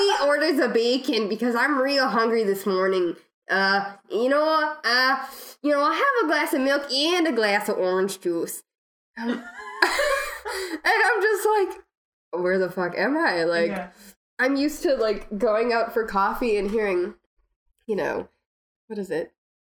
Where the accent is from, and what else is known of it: Minnesota, United States